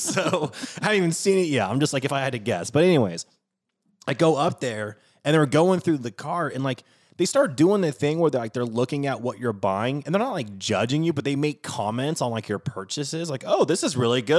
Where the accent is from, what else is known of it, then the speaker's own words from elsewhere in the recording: Pacific Northwest, United States; now in New Orleans, United States; I grew up in the Pacific Northwest